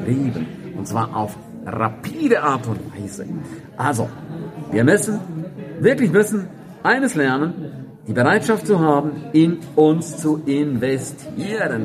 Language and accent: German; St. Moritz, Graubünden, Switzerland; in meiner Heimatstadt, in St. Moritz